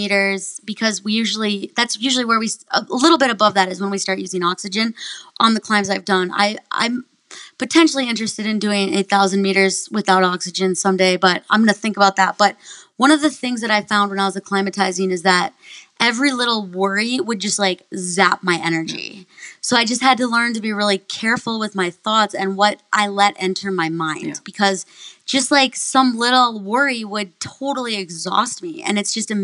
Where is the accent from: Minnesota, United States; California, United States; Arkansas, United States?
Minnesota, United States; I grew up in Minnesota